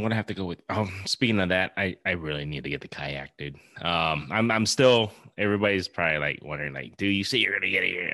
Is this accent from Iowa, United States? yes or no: yes; Iowa, United States; we're from Iowa